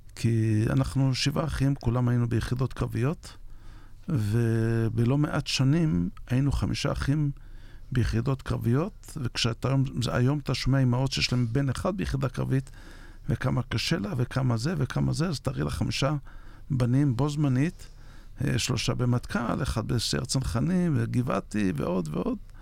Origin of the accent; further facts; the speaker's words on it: Yavne'el, Northern District, Israel; נולדתי ביבניאל ב-56.